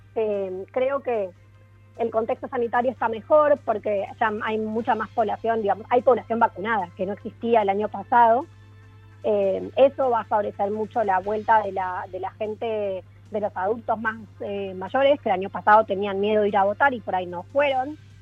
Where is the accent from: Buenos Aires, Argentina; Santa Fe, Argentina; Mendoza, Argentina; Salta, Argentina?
Buenos Aires, Argentina; accent: soft Argentine; moved away as an adult; now in Chile; Soy argentina, de Buenos Aires, pero vivo en Chile hace 10 años